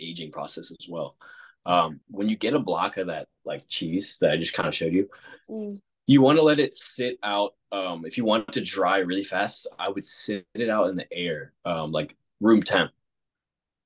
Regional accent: Richmond, Virginia, United States; I grew up a little bit south of that in the Richmond

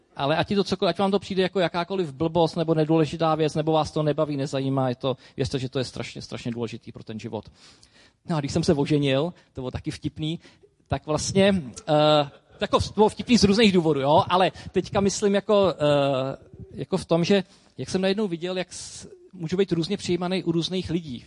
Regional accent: Czechia; Jsem prostě Čech

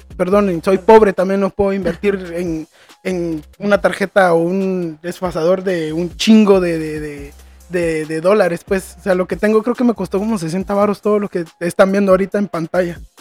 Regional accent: Antigua Guatemala, Sacatepéquez, Guatemala; moved away; ahí nací, crecí en Antigua. Para los que no saben, es una ciudad en, cerca de la capital que es patrimonio de la humanidad.

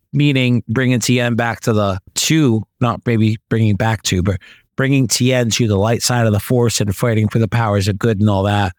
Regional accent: United States; I'm American

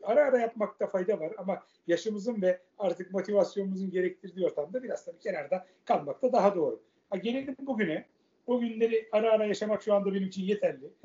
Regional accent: Istanbul, Turkey; also born or lived in Göztepe, Kadıköy, Istanbul; Ben Fatih doğumluyum. Anne tarafım çünkü İstanbul Fatihlidir. E, Fatih'te doğdum. 12 yaşına kadar oradaydım.

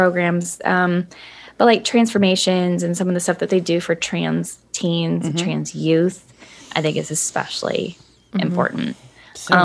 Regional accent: Mexico, Missouri, United States; accent: country; I grew up in Mexico, Missouri

